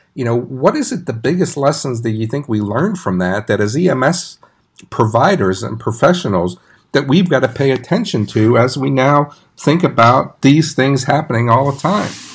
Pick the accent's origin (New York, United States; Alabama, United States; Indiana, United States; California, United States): New York, United States; New York City; moved away as an adult; also born or lived in Arlington, Texas; I grew up in New York City